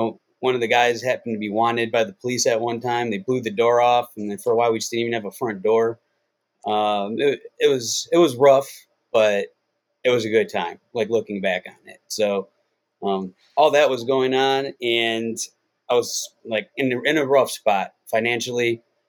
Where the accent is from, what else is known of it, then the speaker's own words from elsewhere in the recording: Cleveland, Ohio, United States; now in Las Vegas, United States; Basically, I moved from Cleveland when I was 18 years old. I was starting to get in a lot of trouble back then. And, I grew up in Cleveland, and I moved here and went to UNLV.